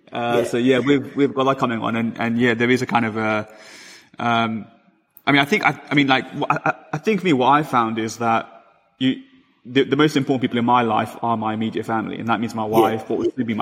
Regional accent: London, United Kingdom; I'm from London

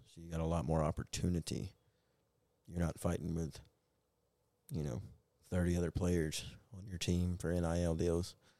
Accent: Atlanta, Georgia, United States; my hometown Hawks.

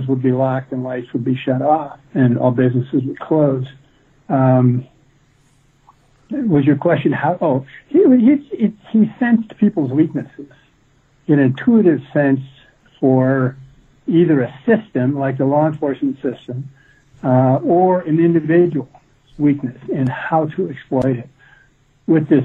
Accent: Midwest, United States; I grew up in the Midwest

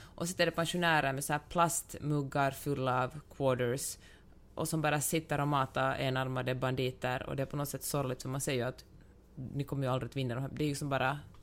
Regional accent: Finland; som finlandssvensk

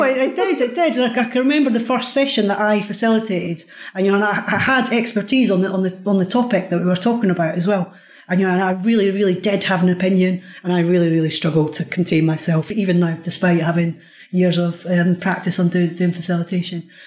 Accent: Scotland, United Kingdom; I'm Scottish as well

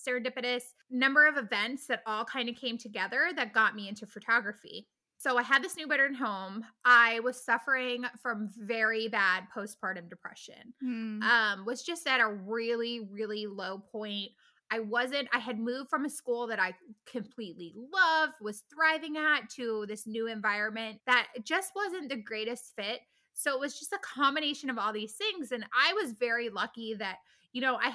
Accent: New Jersey, United States; moved away as an adult; also born or lived in Virginia; I grew up in New Jersey and ended up going to college at Virginia Tech.

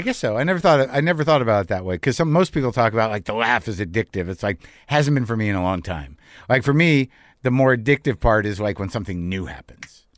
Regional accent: New Mexico, United States; moved away; also born or lived in New Jersey; I grew up in New Mexico

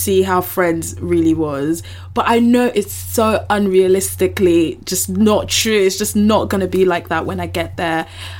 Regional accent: United Kingdom; as British people

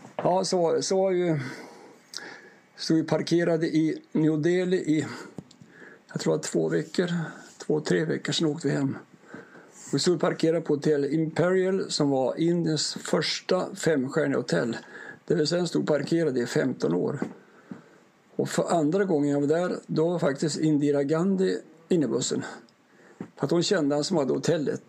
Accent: Ånge, Västernorrland County, Sweden; jag är uppvuxen i, i Ånge mellan Sundsvall

